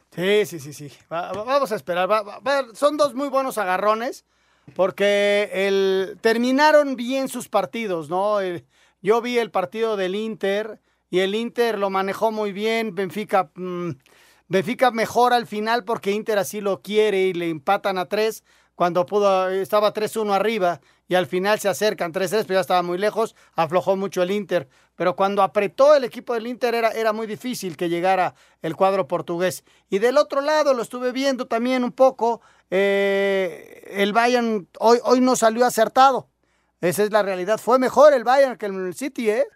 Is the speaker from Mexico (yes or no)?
yes; Mexico; todos somos mexicanos